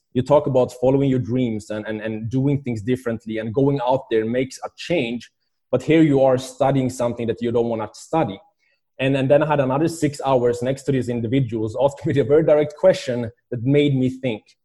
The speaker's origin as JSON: {"language": "English", "country": "Sweden", "tie": "born or raised there", "moved": "yes", "said": "I was, uh, growing up in Sweden"}